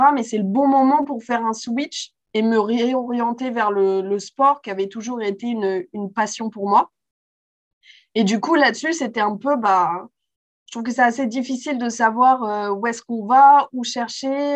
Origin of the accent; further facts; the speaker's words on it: Paris, Île-de-France, France; j'ai grandi euh, à Paris, euh, donc en France